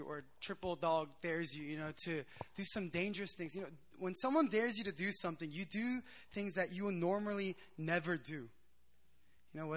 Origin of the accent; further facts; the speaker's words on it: Philadelphia, Pennsylvania, United States; moved away as an adult; now in South Korea; I'm a Korean American. I grew up in the States in Philadelphia.